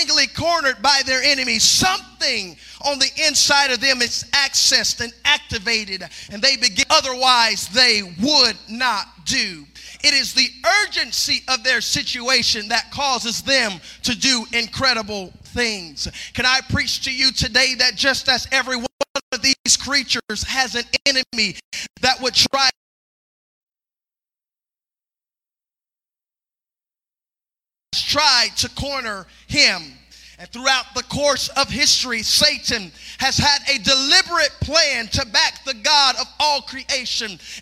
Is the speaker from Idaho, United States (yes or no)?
no; South Mississippi, United States; I come from South Mississippi, grew up in the country